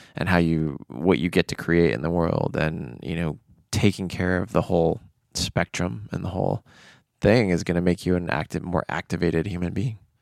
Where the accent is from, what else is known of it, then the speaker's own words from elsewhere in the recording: United States; I grew up in American culture